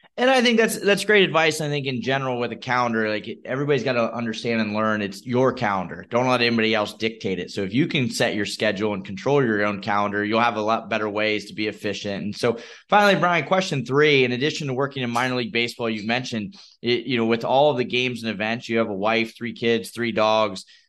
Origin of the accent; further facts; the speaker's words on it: Midwest, United States; I'm from the Midwest